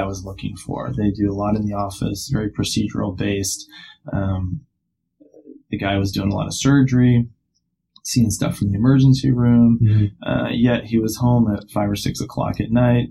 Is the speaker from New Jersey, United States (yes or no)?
no; Madison, Wisconsin, United States; I grew up in Madison, Wisconsin